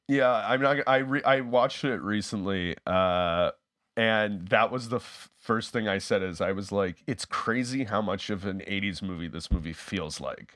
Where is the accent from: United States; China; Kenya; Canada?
Canada; Winnipeg, Manitoba; now in Toronto, Canada; I'm originally from Winnipeg, and I'm, uh, I was living, I'm living in Toronto